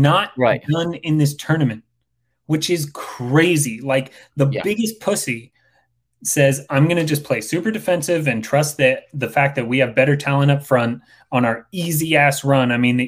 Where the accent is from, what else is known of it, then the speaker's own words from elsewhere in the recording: United States; as an American